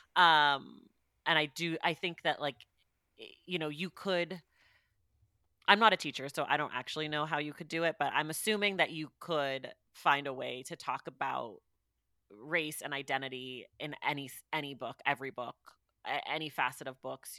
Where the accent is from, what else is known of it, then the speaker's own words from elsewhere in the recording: California, United States; my hometown